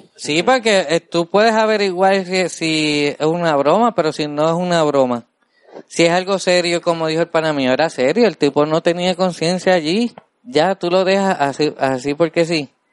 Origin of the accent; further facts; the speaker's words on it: Puerto Rico; somos así los puertorriqueños